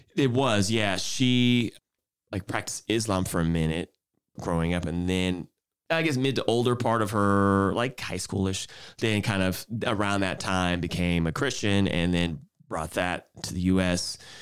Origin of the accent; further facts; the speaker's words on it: Houston, Texas, United States; moved away as an adult; now in San Francisco Bay Area, United States; I'm originally from Houston, Texas